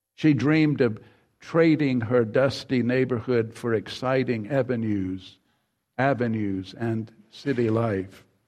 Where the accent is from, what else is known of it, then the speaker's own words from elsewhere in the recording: Mississippi, United States; the home in which I grew up in Mississippi, further down Mississippi